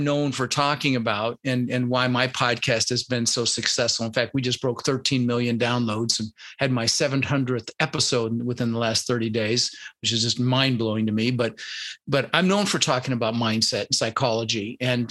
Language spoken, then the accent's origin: English; Denver, Colorado, United States; also born or lived in Netherlands; I was born in the Netherlands, you know, wooden shoes and windmills, and immigrated when I was 6 years old with my brother Albert, my mother's Vancha. And we ended up in Denver, Colorado